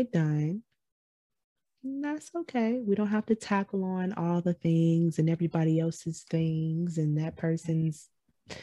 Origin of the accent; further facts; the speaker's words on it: Michigan, United States; I'm from Michigan